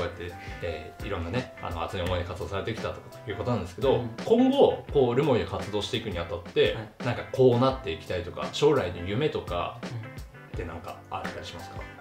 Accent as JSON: {"language": "Japanese", "town": "Rumoi", "region": "Hokkaido", "country": "Japan", "tie": "born or raised there", "said": "札幌とかその都市部を経験してない人間だから余計思うのかもうずっと留萌のままなんで"}